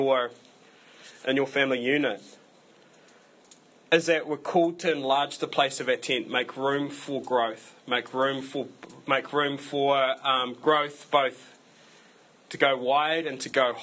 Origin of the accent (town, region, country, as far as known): New Zealand